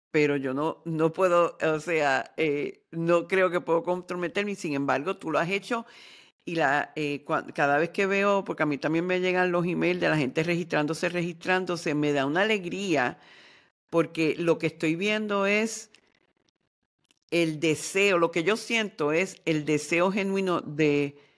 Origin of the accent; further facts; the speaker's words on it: Ecuador; yo soy un hombre ecuatoriano, practico el chamanismo